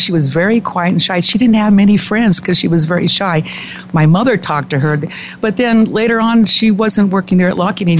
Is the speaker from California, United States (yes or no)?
yes; Los Angeles, California, United States; Northridge, California.